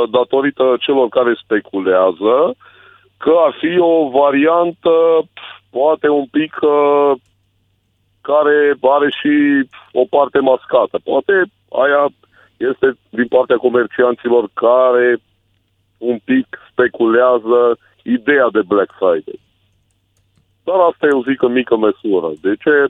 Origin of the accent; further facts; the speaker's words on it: Ploiești, Prahova, Romania; eu sunt din Ploiești